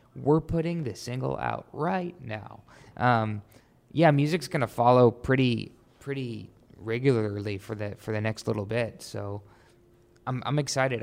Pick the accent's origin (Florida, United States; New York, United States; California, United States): New York, United States; I grew up in New York, really musical family